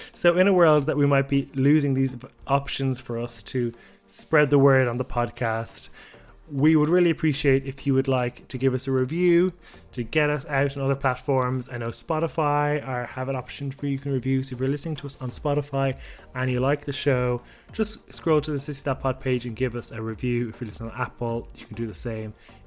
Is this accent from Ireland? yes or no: yes; Ireland; as an Irishman in the competition